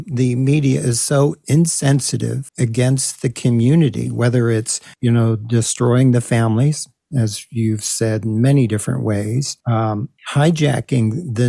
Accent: Texas, United States; I'm from Texas.

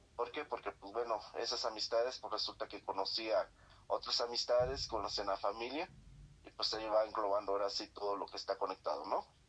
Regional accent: Guerrero, Mexico; moved away; also born or lived in Mexico City; yo me salí de las, del estado de Guerrero por estudiar un mejor, en una mejor escuela

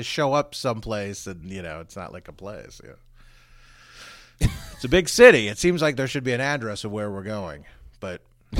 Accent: Frederick, Maryland, United States; I grew up in Frederick

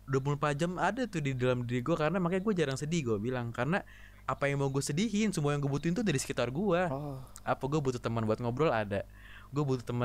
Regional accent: Jakarta, Indonesia; also born or lived in Kuningan; gue kan asli Jakarta ya Jakarta kuningan itu kira-kira 290 kilo nah gue sedih itu gue sedih jauh dari keluarga gue

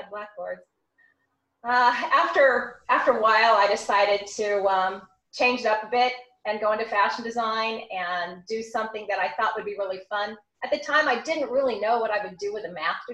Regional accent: California, United States; I was from California originally

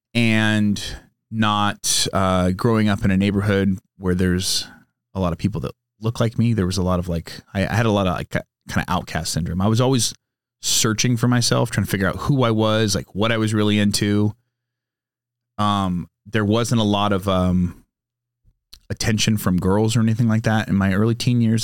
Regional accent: San Diego, California, United States; also born or lived in Sacramento, California; now in Temecula, United States; growing up in San Diego, having a lot of friends whose parents were in the Navy

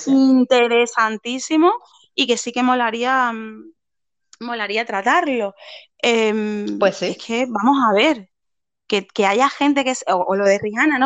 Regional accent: Andalusia, Spain

